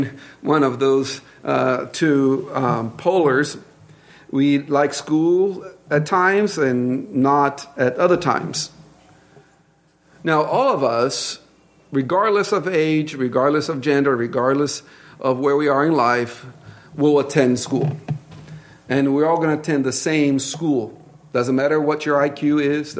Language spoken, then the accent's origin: English; Brazil; accent: Brazilian English; English is a second language; moved away; my Brazilian English accent